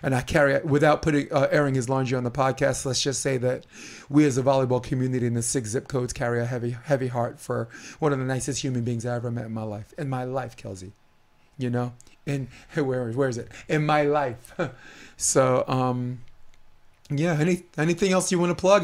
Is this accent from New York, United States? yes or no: yes; Brooklyn, New York, United States; now in California, United States; I'm a kid from Brooklyn